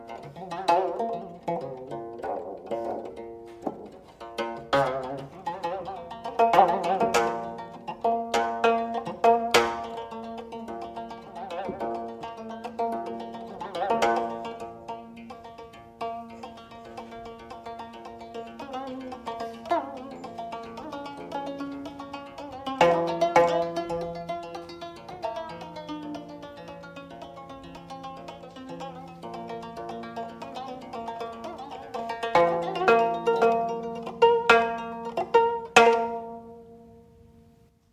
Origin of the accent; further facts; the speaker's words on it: South Korea; I'm from South Korea